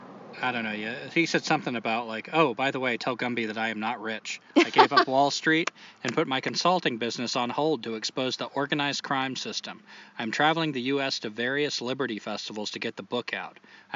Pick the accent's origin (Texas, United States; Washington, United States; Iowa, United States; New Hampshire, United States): New Hampshire, United States; I was born in New Hampshire.